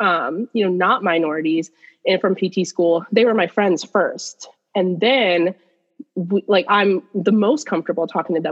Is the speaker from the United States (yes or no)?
yes; United States; also born or lived in Pakistan; I moved to the United States and I was less than a year old. So American is my culture.